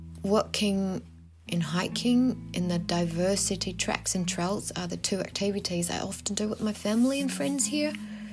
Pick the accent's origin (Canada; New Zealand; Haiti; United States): New Zealand; I'm the boss from New Zealand.